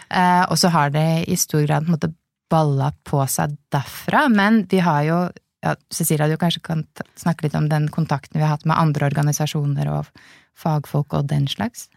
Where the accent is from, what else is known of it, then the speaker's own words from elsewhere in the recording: Lillehammer, Innlandet, Norway; moved away; jeg kommer opprinnelig fra Lillehammer